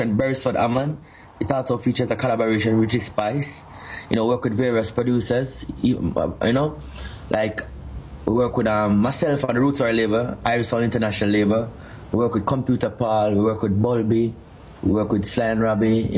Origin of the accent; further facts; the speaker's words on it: Portmore, Saint Catherine, Jamaica; I'm from Portmore, which I grew up in Waterford, in Portmore itself